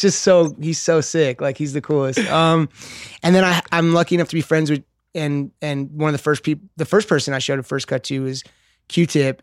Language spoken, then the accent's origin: English; Los Angeles, California, United States; I grew up skating in West L